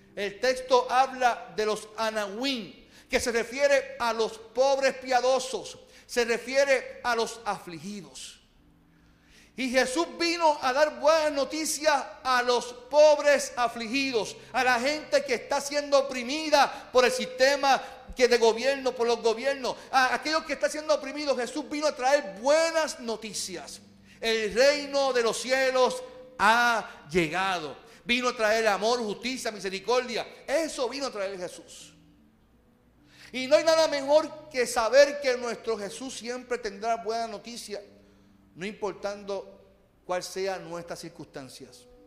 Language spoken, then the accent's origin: Spanish; Puerto Rico; Nosotros, como puertorriqueños